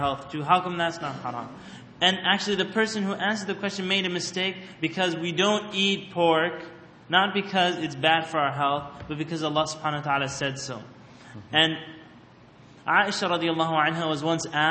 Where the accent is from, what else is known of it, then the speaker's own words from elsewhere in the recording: Canada; I grew up in Canada where these questions always happen